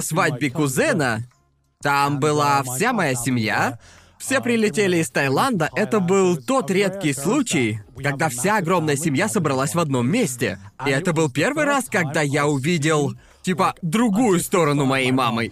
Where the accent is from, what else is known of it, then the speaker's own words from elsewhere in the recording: Brighton, South East England, United Kingdom; now in Japan; по Брайтону, гуляли по городу, ведь я уже давно не был в родном городе